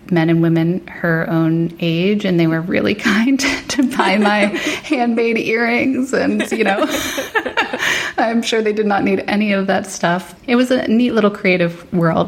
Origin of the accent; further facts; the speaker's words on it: New Jersey, United States; also born or lived in Northern Virginia; We moved up, my mom, my brother, and I, to New Jersey to move in with my grandmother